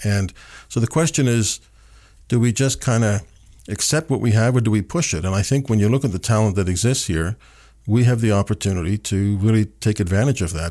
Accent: Canada; as a Canadian

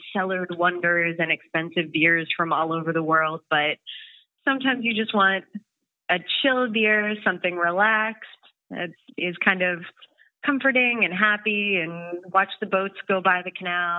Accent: Portland, Maine, United States; now in Amsterdam, Netherlands; especially from the region where I came from. So I moved to Amsterdam from Portland, Maine.

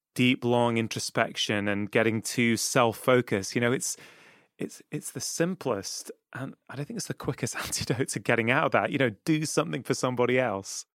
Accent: Manchester, North West England, United Kingdom; I grew up in Manchester, well, I grew up in, um, in South Manchester in Cheshire

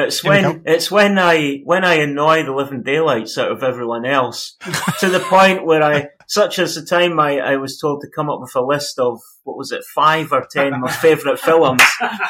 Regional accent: the Northwest, North West England, United Kingdom; Don't worry, I'm originally from the Northwest as well.

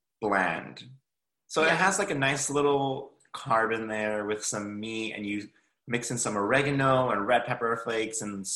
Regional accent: Los Angeles, California, United States; So we are Los Angelinos, but we have Mexican heritage. I'm first generation American

